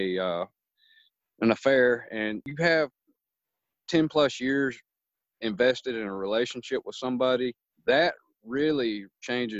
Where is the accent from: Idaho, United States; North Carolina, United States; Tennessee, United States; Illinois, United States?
Tennessee, United States; Lincoln County; I'm actually from Lincoln County, Tennessee